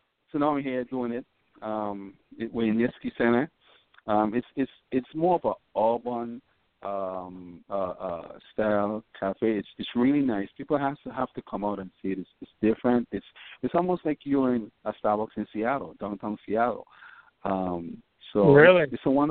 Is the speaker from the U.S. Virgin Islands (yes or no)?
yes; U.S. Virgin Islands; moved away as an adult; also born or lived in Washington State, United States; I was born and raised in St. Thomas in Virgin Islands.